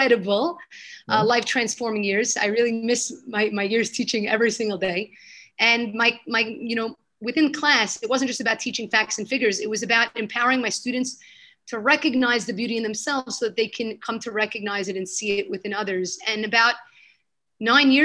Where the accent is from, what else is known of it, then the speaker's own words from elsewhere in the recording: New York City, New York, United States; moved away as an adult; now in Jerusalem, Israel; I was born in Brooklyn, lived there my whole life